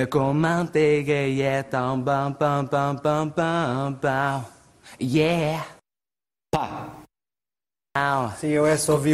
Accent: Castelo de Paiva, Aveiro District, Portugal; eh, sou de Castelo Paiva tenho 30 anos e trabalho neste momento na função pública.

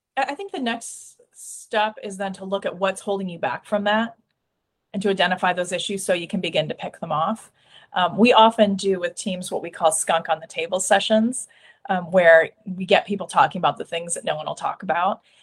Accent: Iowa, United States; I'm from Iowa

